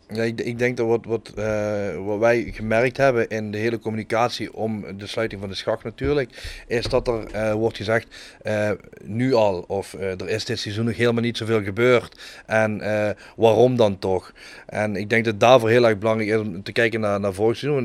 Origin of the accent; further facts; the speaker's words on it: Kerkrade, Limburg, Netherlands; moved away as an adult; now in Heerlen, Netherlands; Ik kom uit ik Kerk Jong. Uh, geboren en getogen, woon tegenwoordig op hele baan, tegen mijn zin.